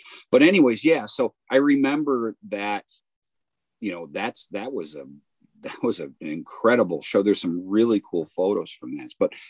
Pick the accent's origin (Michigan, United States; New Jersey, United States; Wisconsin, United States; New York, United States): Michigan, United States; Detroit; I'm from Detroit.